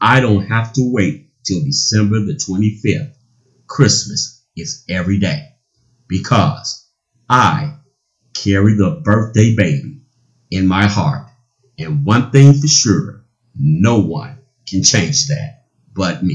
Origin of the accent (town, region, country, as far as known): United States